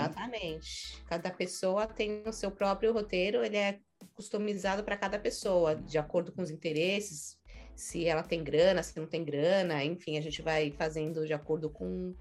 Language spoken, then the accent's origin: Portuguese; São Paulo, Brazil; moved away as an adult; now in New York, United States; sou guia e sou de São Paulo.